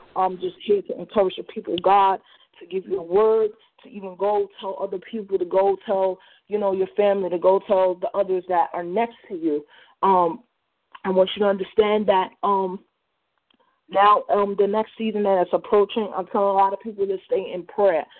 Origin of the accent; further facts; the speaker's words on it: New Jersey, United States; I'm from New Jersey